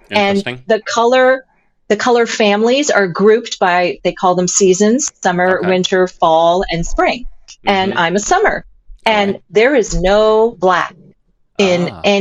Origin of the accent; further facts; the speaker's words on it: East Coast, United States; I came from the East Coast, so black was a big part of my wardrobe.